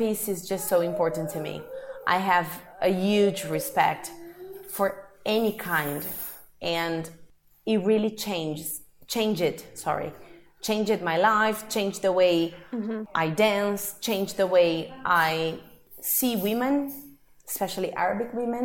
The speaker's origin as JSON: {"language": "English", "country": "Brazil", "moved": "yes", "said": "I'm from Brazil"}